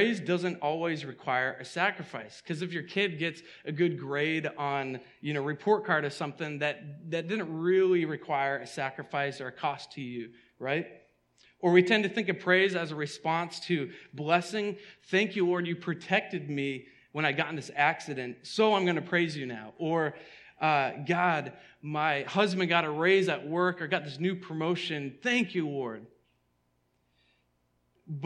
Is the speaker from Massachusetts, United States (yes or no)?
yes; outside of Boston, Massachusetts, United States; the church I grew up in outside of Boston